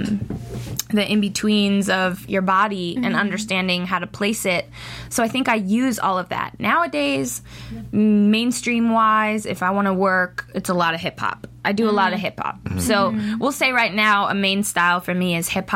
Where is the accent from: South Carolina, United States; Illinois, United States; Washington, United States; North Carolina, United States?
Washington, United States; Seattle; moved away as an adult; now in North Hollywood, United States; This is home now, but home originally was Seattle, Washington